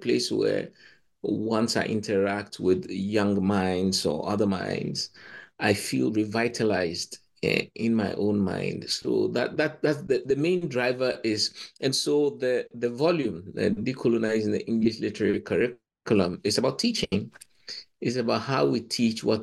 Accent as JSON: {"language": "English", "country": "Ghana", "also_born_or_lived": "Cambridge", "moved": "as an adult", "said": "I come from Ghana"}